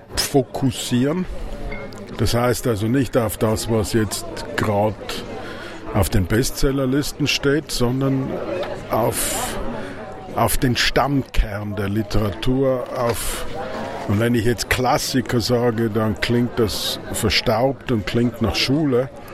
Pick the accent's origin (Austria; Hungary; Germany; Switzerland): Austria; das lernen wir als Tiroler und Vorarlberger